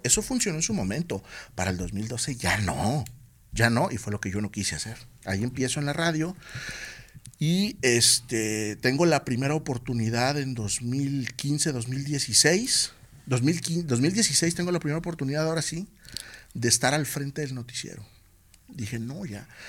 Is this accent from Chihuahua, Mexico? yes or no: no; Tepic, Nayarit, Mexico; also born or lived in Guadalajara; extraño mi tierra y me regreso